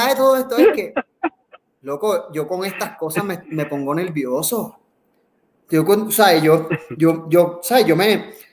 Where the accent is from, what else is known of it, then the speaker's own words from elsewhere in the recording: Puerto Rico; del gran país que tenemos, de Puerto Rico